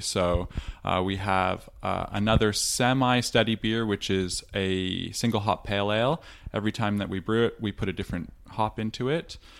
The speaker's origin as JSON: {"language": "English", "town": "Toronto", "region": "Ontario", "country": "Canada", "tie": "born or raised there", "moved": "yes", "lives_now": "Victoria, Australia", "said": "I grew up in Toronto"}